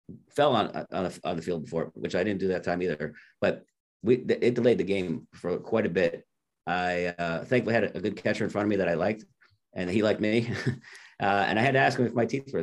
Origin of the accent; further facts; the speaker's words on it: Orange, Connecticut, United States; born and raised in Connecticut, New Haven County, right outside New Haven, a little town called Orange